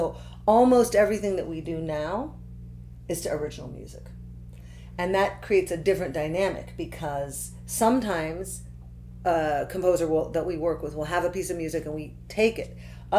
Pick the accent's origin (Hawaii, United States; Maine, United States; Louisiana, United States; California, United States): California, United States; Santa Cruz; I was born in Santa Cruz, California.